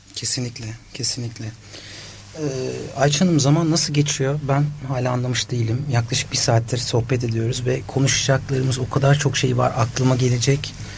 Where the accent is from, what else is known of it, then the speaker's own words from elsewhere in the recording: Osmaniye, Turkey; ben de Osmaniyeliyim